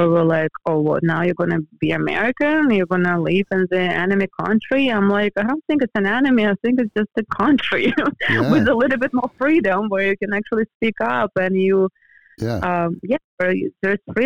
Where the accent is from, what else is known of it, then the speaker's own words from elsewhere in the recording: European Russia, Russia; moved away as an adult; also born or lived in Florida, United States; now in Los Angeles, United States; I grew up in the European part where we had four seasons